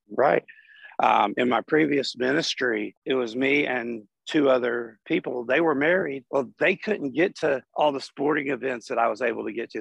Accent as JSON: {"language": "English", "town": "Chattanooga", "region": "Tennessee", "country": "United States", "said": "I'm from Chattanooga, Tennessee"}